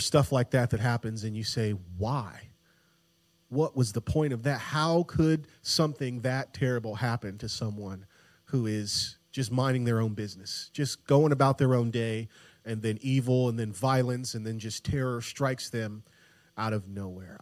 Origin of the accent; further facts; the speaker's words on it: Tampa, Florida, United States; I grew up in Tampa, Florida